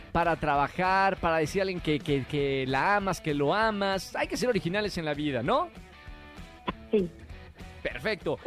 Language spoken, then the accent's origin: Spanish; Mexico; nosotros los mexicanos